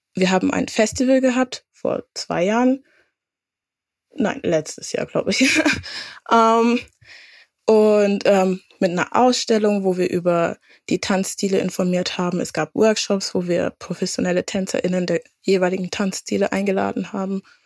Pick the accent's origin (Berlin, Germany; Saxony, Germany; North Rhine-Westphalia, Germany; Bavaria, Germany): Bavaria, Germany; Franconia; moved away as an adult; also born or lived in Würzburg / Bremen; now in Hamburg, Germany; als Fränkin